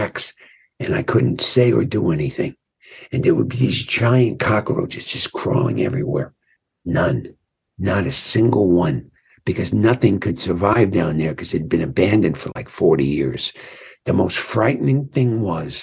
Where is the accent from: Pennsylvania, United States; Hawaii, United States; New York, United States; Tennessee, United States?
New York, United States; now in Santa Monica, United States; I experienced a version of brutality in Catholic school in Brooklyn